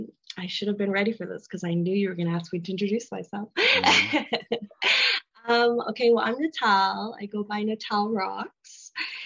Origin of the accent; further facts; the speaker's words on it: Grande Prairie, Alberta, Canada; first language Spanish; English is a second language; I'm from like literal like rural Alberta.